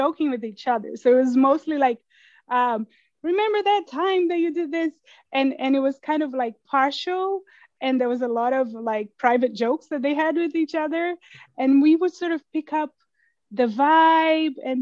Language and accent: English; Brasília, Federal District, Brazil; moved away as an adult; now in United States; I grew up in Brasilia, the capital, and I was kind of the first generation-ish born there